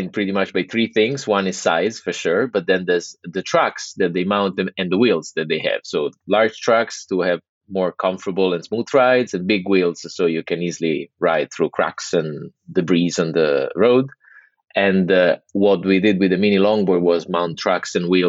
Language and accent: English; Rome, Lazio, Italy; English is a second language; moved away as an adult; I grew up in Rome, Italy, born and raised. And I spent, like, I'm 39 and I spent 30 years living there.